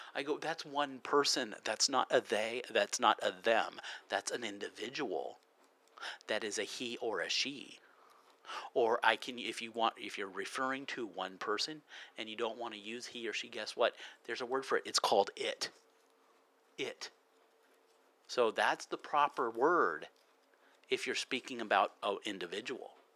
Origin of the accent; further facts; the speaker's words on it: United States; I'm American